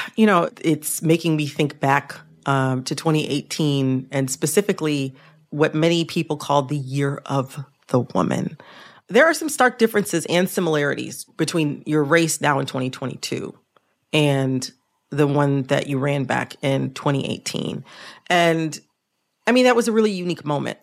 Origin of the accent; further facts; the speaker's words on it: the North, United States; I'm from the North.